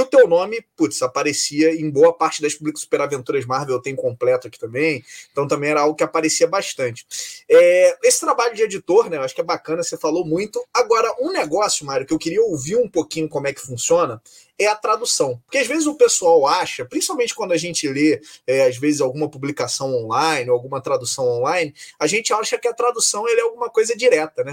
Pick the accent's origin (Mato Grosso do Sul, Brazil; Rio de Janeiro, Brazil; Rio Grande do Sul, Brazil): Rio de Janeiro, Brazil; A gente é carioca